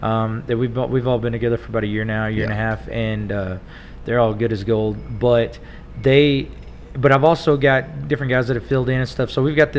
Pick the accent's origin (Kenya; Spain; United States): United States; Tulia, Texas; now in Amarillo, United States; I was from Tulia, and I played a lot in Lubbock and in college and stuff.